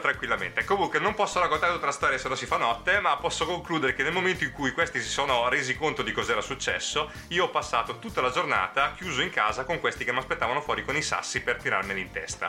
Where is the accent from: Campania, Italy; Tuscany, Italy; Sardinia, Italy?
Campania, Italy; Naples area; dei venditori di sogni partenopei che stavano dalle mie parti